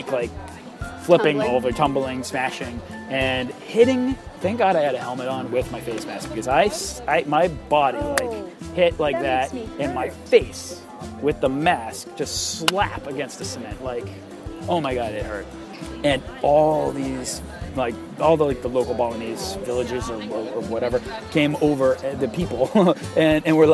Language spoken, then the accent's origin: English; United States; I am an Irish, Polish, American behemoth of a person